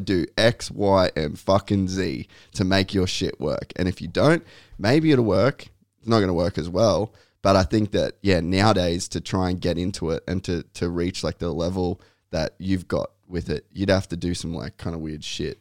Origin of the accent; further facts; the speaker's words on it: Cairns, Queensland, Australia; I grew up in Cairns